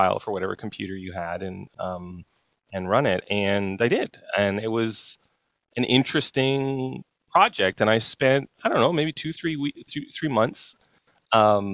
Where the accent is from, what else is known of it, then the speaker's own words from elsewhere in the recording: Canada; I grew up in Canada